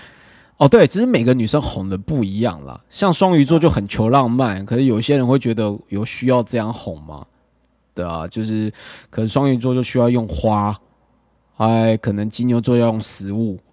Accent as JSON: {"language": "Chinese", "region": "Hualien County", "country": "Taiwan", "moved": "yes", "lives_now": "Taipei, Taiwan", "said": "我明明在台北待那么久，我在花， 我只要在交友软体讲说我是花莲人"}